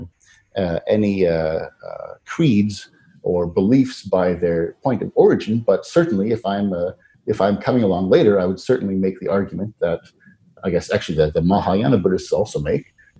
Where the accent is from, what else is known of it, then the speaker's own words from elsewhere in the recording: Canada; being Canadian